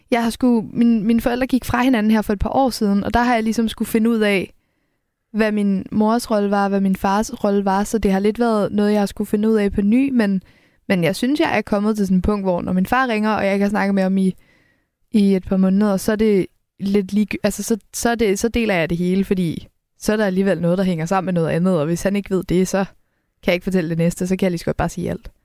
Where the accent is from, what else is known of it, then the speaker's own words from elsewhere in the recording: Helsingør, Capital Region of Denmark, Denmark; jeg kommer fra Helsingør, så det, det er meget en havneby.